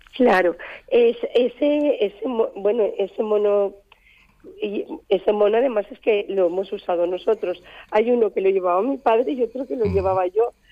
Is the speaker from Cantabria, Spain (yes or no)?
no; Alzira, Valencian Community, Spain; de mi pueblo, de aquí en Cira